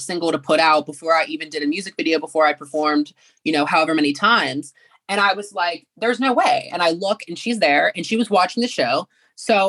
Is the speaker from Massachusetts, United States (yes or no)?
no; McKeesport, Pennsylvania, United States; my hometown of McKeesport, which is about 20 minutes from the city of Pittsburgh